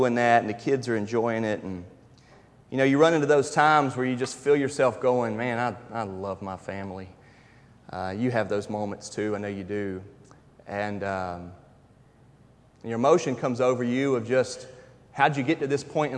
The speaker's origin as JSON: {"language": "English", "town": "Charlotte", "region": "North Carolina", "country": "United States", "tie": "born or raised there", "also_born_or_lived": "Tifton, Georgia", "moved": "as an adult", "said": "I was raised in Charlotte, North Carolina"}